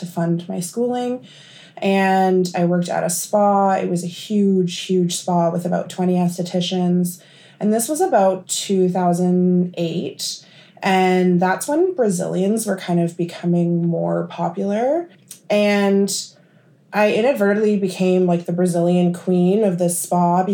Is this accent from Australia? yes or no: no; Thunder Bay, Ontario, Canada; I'm from Thunder Bay, and after high school, I did aesthetics here at the college